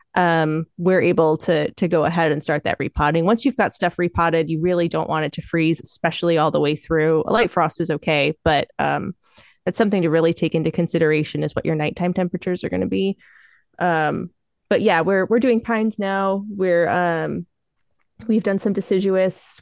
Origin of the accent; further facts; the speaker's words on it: Michigan, United States; moved away as an adult; I'm from Michigan. I've lived there my whole life until coming out here to, to apprentice